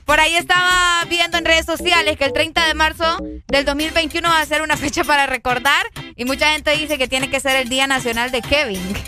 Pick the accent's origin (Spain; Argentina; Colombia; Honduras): Honduras; aquí nosotros aquí nacimos, por lo tanto somos hondureños